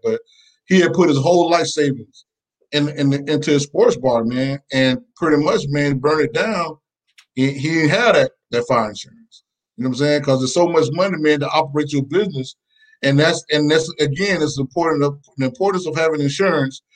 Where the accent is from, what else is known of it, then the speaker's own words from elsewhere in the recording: Macon, Georgia, United States; originally from Macon, Georgia